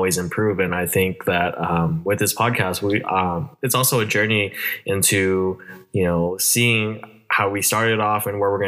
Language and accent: English; Vallejo, California, United States; I was also born and raised here in Vallejo.